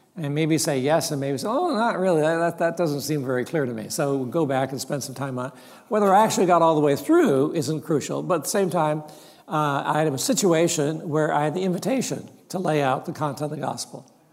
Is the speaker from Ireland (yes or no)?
no; Mount Hermon, California, United States; I grew up in Mount Hermon, loving Mount Hermon